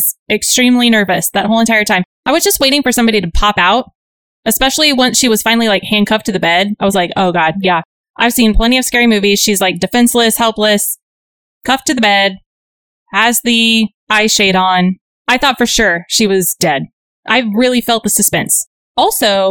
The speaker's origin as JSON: {"language": "English", "region": "Texas", "country": "United States", "tie": "born or raised there", "said": "I grew up in Texas"}